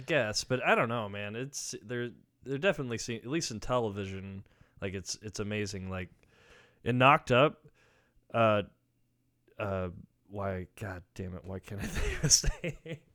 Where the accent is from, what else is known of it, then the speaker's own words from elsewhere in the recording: near Grand Island, Nebraska, United States; now in Lincoln, United States; that's the closest town to where I'm from